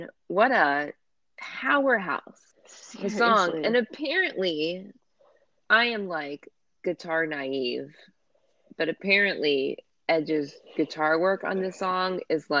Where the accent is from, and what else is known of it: United States